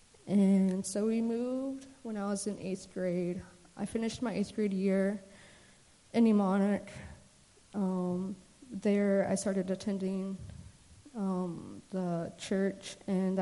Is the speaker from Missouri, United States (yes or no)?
no; Anchorage, Alaska, United States; also born or lived in Emmonak, Alaska; I grew up in Anchorage. I was born and raised there with my mom and my older brother, Justin